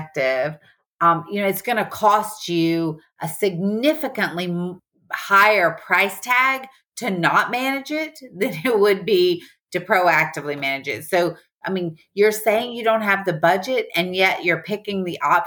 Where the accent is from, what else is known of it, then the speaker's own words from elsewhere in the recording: the South, Southern United States, United States; accent: Southern; my Southern accent is just so obvious